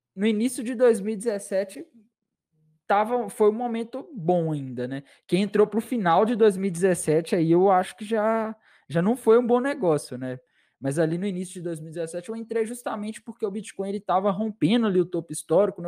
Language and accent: Portuguese; Minas Gerais, Brazil; Eu sou de Minas Gerais